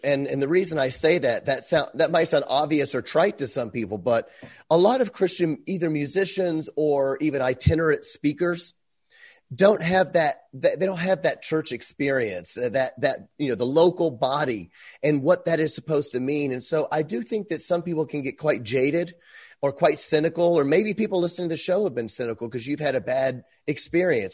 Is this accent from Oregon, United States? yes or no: no; Memphis, Tennessee, United States; moved away as an adult; I'm from Memphis